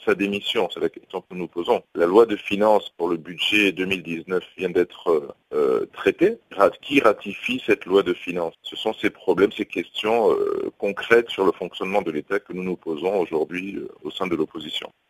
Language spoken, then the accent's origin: French; Gabon; nous sommes gabonais